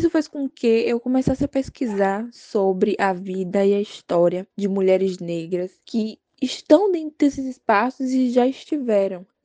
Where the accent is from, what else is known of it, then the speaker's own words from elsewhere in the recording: Santo Amaro, Bahia, Brazil; sou baiana, tenho 19 anos, sou natural da cidade de Santo Amaro, Bahia.